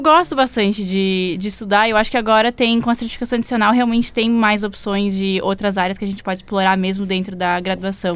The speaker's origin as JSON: {"language": "Portuguese", "town": "Bento Gonçalves", "region": "Rio Grande do Sul", "country": "Brazil", "moved": "as an adult", "lives_now": "Porto Alegre, Brazil", "said": "como eu sou do interior, eu sou de, de Bento. Aí eu vim pra cá pra fazer psico"}